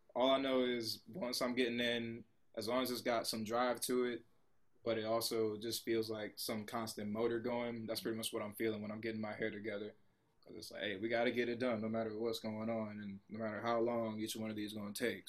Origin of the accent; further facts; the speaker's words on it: Columbia, South Carolina, United States; moved away as an adult; also born or lived in Texas / Pittsburgh; I come from Columbia, South Carolina